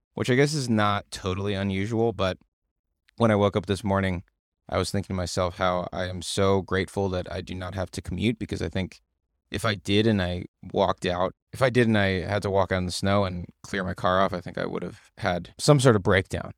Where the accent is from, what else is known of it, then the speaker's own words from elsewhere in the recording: United States; I'm American. We're American